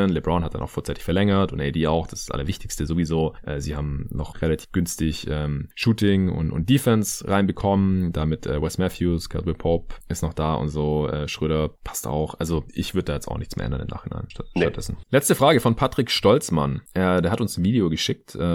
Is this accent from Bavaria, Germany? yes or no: no; Stuttgart, Baden-Württemberg, Germany; morgen am Sonntag nach Hause in meine alte Heimat nach Stuttgart